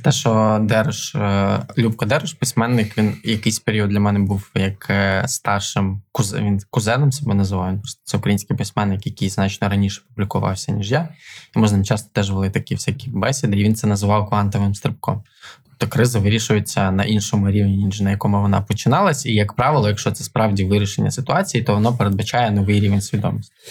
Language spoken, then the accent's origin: Ukrainian; Ivano-Frankivsk, Ivano-Frankivsk Oblast, Ukraine; now in Kyiv, Ukraine; в Івано-Франківську, це теж моє рідне місто